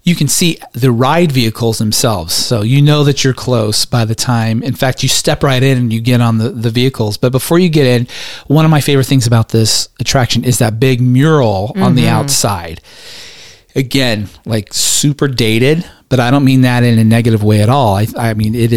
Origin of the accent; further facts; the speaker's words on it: West Coast, United States; now in Atlanta suburb, Georgia, United States; We grew up on the West Coast